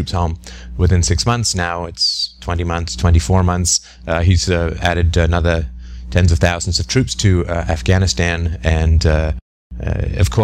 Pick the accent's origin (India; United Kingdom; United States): United Kingdom; England; maybe it's because I grew up in England